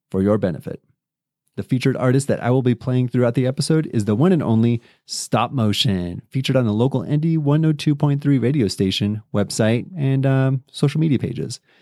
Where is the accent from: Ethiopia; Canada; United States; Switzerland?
United States; San Diego, California; I'm from San Diego